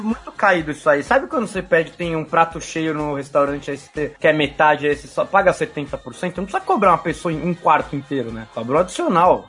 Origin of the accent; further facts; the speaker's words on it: São Paulo, Brazil; Eu cresci no Ipiranga, que é perto da Anchieta